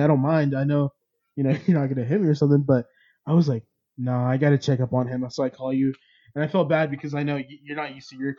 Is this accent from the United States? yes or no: yes; California, United States; because we're from California